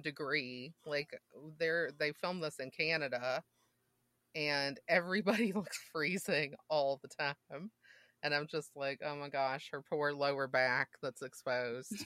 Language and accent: English; Mississippi, United States; I grew up in Mississippi